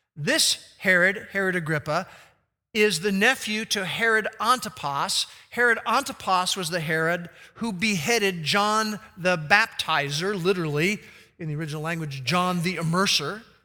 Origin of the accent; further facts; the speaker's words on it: Glen Rock, New Jersey, United States; when I was growing up in Glen Rock, New Jersey